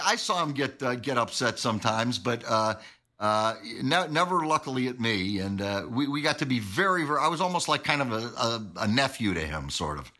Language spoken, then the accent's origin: English; Syracuse, New York, United States; I was from Syracuse